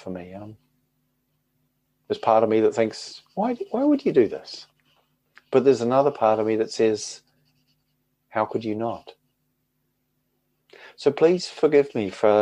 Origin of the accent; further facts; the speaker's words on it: New Zealand; moved away as an adult; now in United Kingdom; growing up in New Zealand and living as an adult in the United Kingdom